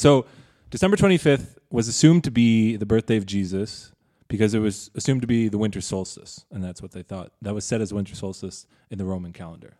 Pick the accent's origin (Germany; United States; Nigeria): United States; I'm American.